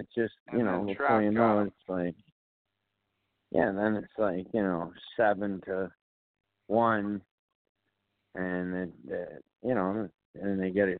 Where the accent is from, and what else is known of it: Boston, Massachusetts, United States; accent: Boston